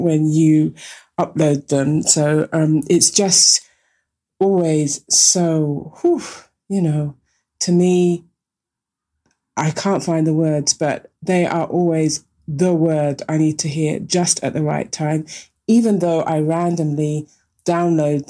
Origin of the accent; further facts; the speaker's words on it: London, United Kingdom; moved away as an adult; now in Vienna, Austria; I'm a Londoner from, grew up in Tower Hamlets